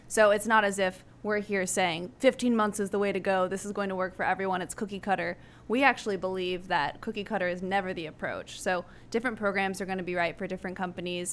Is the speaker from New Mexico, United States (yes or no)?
yes; Albuquerque, New Mexico, United States; moved away as an adult; now in San Antonio, United States; I grew up in Albuquerque, New Mexico